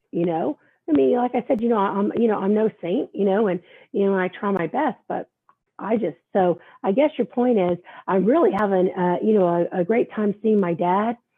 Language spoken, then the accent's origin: English; New York City, New York, United States; This thing about uh, about being a New Yorker.